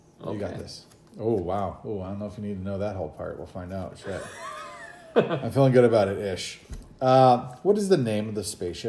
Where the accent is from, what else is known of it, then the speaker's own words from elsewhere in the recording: Arizona, United States; I was from Arizona.